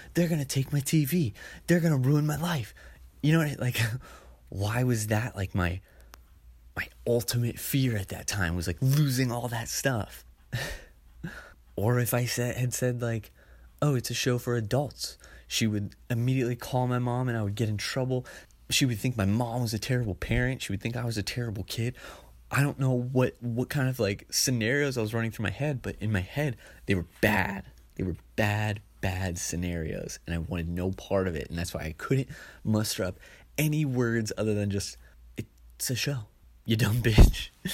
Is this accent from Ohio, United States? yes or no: yes; Ohio, United States; I grew up in Ohio